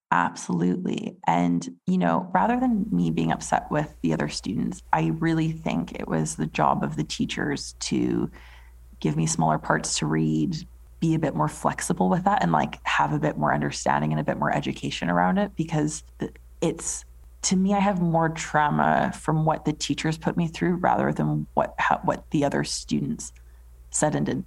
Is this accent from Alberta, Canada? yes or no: yes; Edmonton, Alberta, Canada; moved away as an adult; now in England; I was born in Edmonton, Alberta, in Canada. Um, so, like a small city